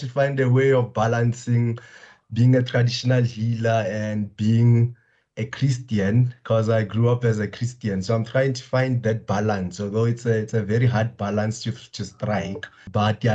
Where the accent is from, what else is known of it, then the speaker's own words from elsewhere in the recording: Limpopo, South Africa; I grew up in the Luwakgomo, Limpopo, surrounded by a lot of politically minded people.